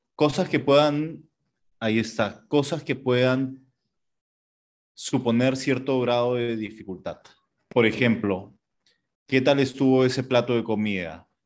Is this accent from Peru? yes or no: yes; Peru